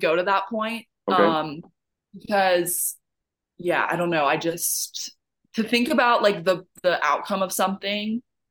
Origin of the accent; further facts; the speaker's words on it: Canada; I think a lot of people know my story by now and know that I'm also Canadian.